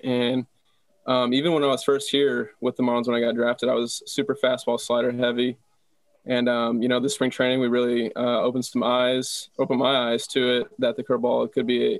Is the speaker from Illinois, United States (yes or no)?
no; Texas, United States; also born or lived in Tucson, Arizona; I was pretty much born and raised in Texas